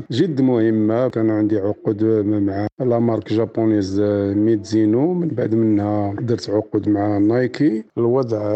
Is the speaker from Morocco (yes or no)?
yes; Morocco; فكرت في بلادي المغرب